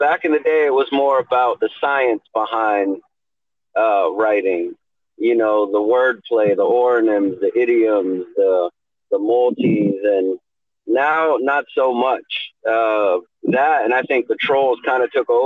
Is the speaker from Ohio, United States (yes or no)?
no; Fort Lauderdale, Florida, United States; moved away; also born or lived in Orlando / Houston / California; I was born in Fort Lauderdale, Florida